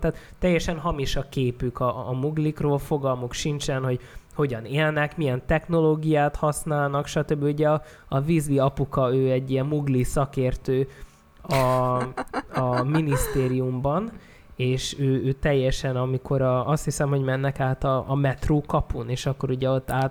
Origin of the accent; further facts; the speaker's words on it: a small settlement near Szeged, Csongrád-Csanád, Hungary; egy kis településen nőttem fel